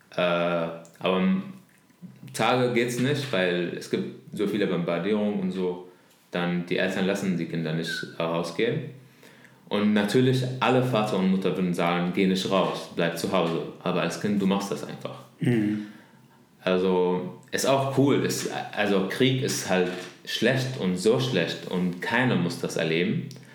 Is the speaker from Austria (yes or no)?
no; Damascus, Damascus Governorate, Syria; German is a second language; moved away as an adult; now in Berlin, Germany; über Damaskus, ja. wo ich herkomme